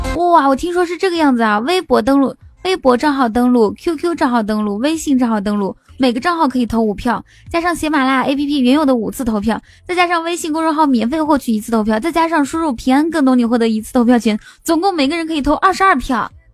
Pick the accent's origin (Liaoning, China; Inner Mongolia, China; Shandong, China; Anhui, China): Inner Mongolia, China; now in Shanghai, China; 我是内蒙古人